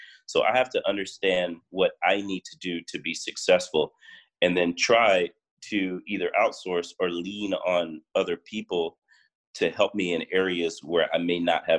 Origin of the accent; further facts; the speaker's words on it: Miami, Florida, United States; now in West Coast, United States; So when I moved out here and I started making the rosé, I came from Miami, you know, I'm like, oh, the Miami culture, you know